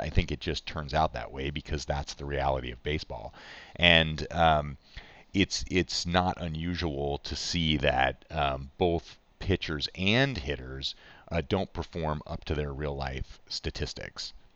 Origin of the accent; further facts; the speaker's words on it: Chicago, Illinois, United States; I grew up in Chicago